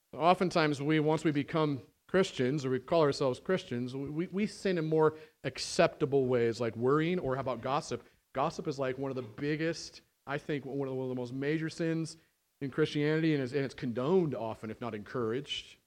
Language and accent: English; United States